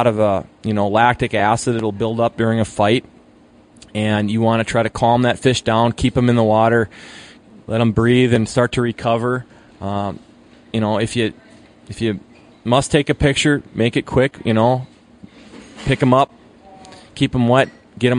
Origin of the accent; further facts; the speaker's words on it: Hayward, Wisconsin, United States; Where I'm coming from, Muskie, we're the home of, you know, home of world record Muskie. So on the water tower in Hayward